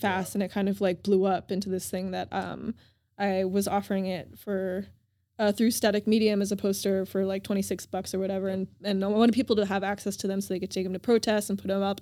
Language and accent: English; Denver, Colorado, United States; also born or lived in Oahu, Hawaii; now in Los Angeles, United States; I grew up in Denver, Colorado most of the time with a family